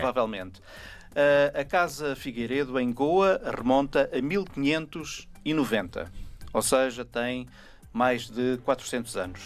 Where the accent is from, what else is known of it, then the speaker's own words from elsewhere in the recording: Portugal; nós, sendo portugueses